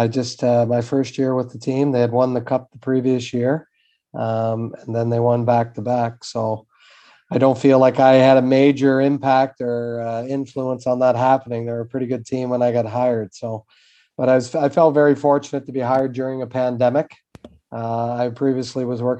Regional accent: Summerside, Prince Edward Island, Canada; moved away; I'm from Summerside, Prince Edward Island, the other end of the island from where you are

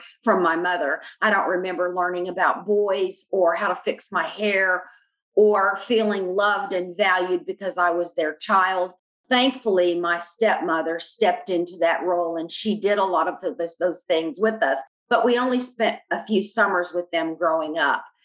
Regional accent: Albany, New York, United States; I was born in Albany, New York.

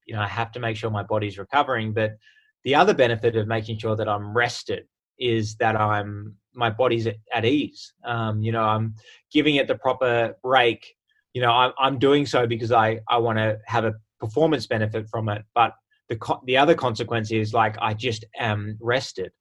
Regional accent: Sydney, New South Wales, Australia; moved away as an adult; also born or lived in United States; I was born and raised in Sydney, but spent uh, six amazing years over in America

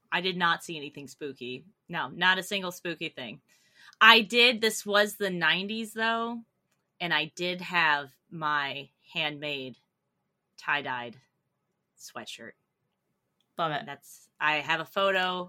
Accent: North Carolina, United States; growing up in North Carolina

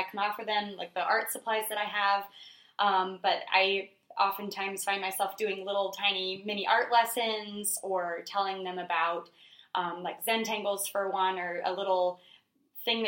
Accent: Fort Wayne, Indiana, United States; I am from here in Fort Wayne, born and bred.

